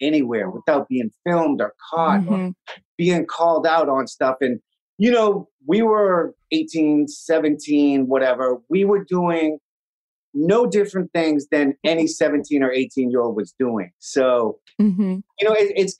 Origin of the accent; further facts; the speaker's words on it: Boston, Massachusetts, United States; we had a really big lot in my hometown of Dorchester